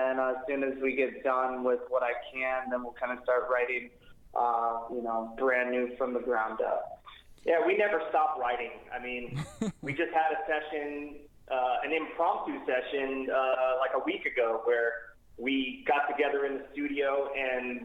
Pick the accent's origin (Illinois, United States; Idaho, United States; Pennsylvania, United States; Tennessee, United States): Illinois, United States; Chicago; moved away as an adult; now in California, United States; I grew up in Chicago, like the Chicagoland area